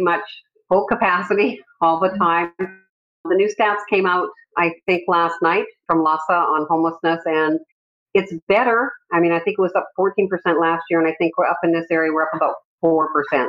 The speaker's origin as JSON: {"language": "English", "country": "Canada", "moved": "as an adult", "lives_now": "California, United States", "said": "I immigrated from Canada"}